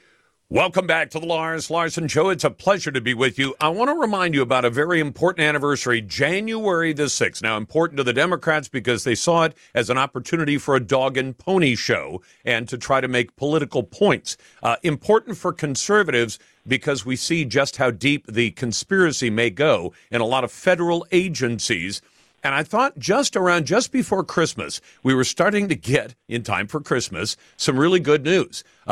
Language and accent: English; Taiwan; born there; Eric, you may have heard me say I was born in Taiwan. My parents were American. They're both passed away. But I was born in Taiwan.